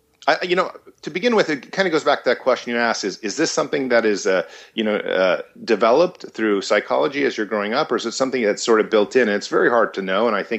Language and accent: English; United States; born there; and you know, had me here in America. I was born in America.